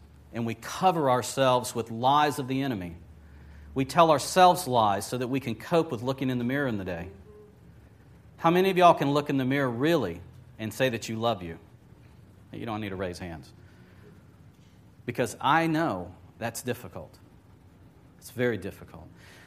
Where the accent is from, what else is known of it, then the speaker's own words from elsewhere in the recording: Lakeland, Florida, United States; also born or lived in Wauchula, Florida / Orlando, Florida; I grew up in Lakeland to a certain degree. Mom and Dad divorced when I was about age 13 or so. And Mom was from Wachula.